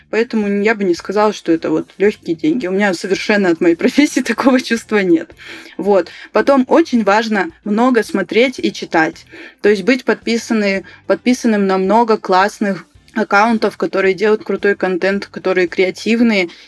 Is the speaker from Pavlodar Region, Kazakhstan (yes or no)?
no; Karaganda, Karaganda Region, Kazakhstan; Вот я сама родом из Караганды, да, у нас там все почти говорят на русском.